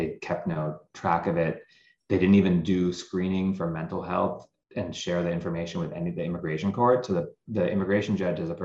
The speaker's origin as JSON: {"language": "English", "town": "Lancaster", "region": "California", "country": "United States", "tie": "born or raised there", "said": "there was a little community in Lancaster, California, where I had grown up"}